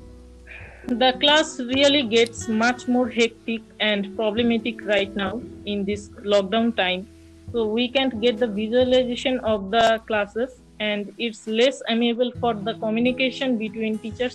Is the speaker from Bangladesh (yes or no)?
yes; Dhaka, Dhaka Division, Bangladesh; I was born in Dhaka and I live with my parents here